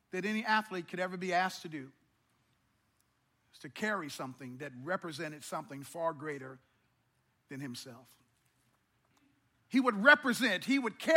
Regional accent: Missouri, United States; I come from very humble beginnings. And growing up in Missouri, we didn't have a lot.

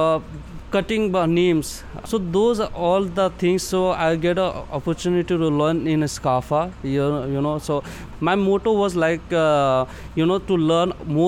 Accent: Nepal; moved away as an adult; also born or lived in India; now in Dubai, United Arab Emirates; I'm from Nepal

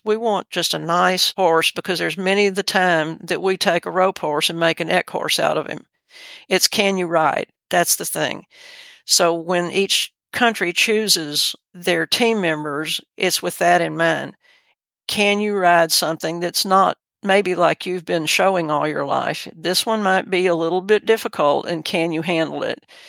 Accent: Texas City, Texas, United States; I was raised in Texas City, Texas, which is on the Gulf Coast

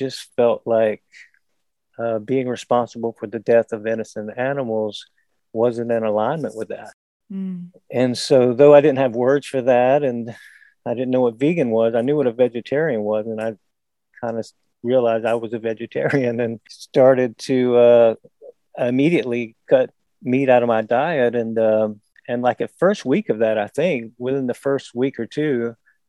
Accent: South Georgia, United States; moved away as an adult; also born or lived in New York City; I grew up in South Georgia

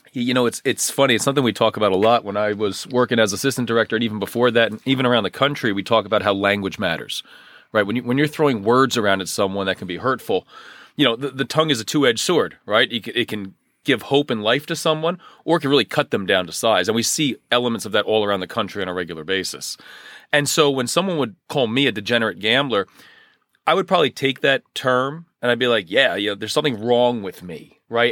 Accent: Union County, New Jersey, United States; I grew up in Union County. I'm a lifelong New Jersey resident

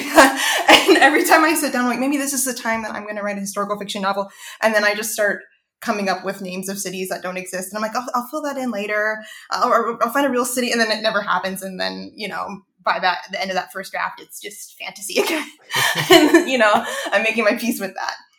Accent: Savannah, Georgia, United States; growing up there

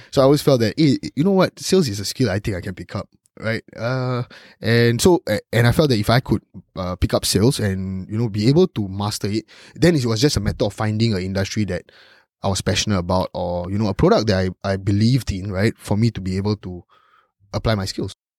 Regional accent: Singapore; growing up as a Singaporean

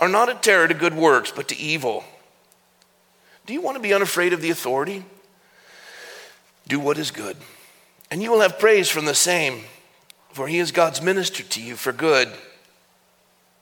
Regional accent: Coronado, California, United States; It was my hometown where I grew up

